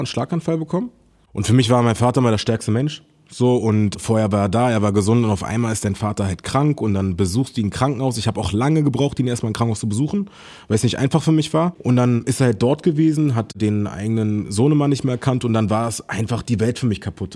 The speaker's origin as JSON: {"language": "German", "region": "Berlin", "country": "Germany", "tie": "born or raised there", "said": "ich bin in Berlin groß geworden"}